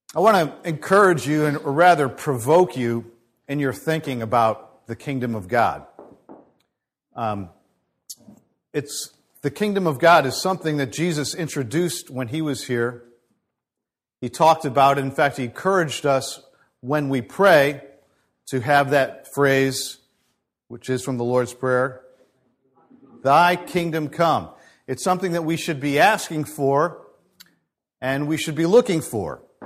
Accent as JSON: {"language": "English", "country": "United States", "said": "as Americans"}